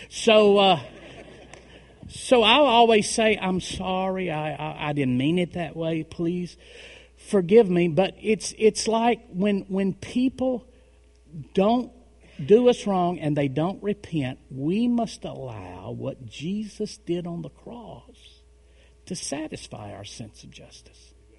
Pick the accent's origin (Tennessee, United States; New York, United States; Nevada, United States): Tennessee, United States; in Tennessee, we marry them young.